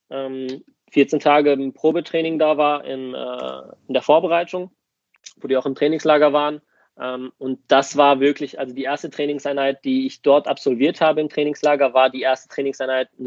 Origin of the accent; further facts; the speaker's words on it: Germany; klar bin ich hier geboren und aufgewachsen, aber Griechenland fühlt sich dann trotz auch, also trotz alledem wie eine Heimat für mich an.